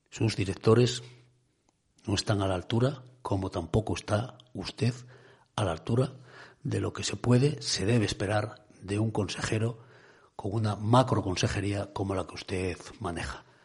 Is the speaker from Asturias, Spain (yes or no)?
yes; Cudillero, Asturias, Spain; mi pueblo de Cudillero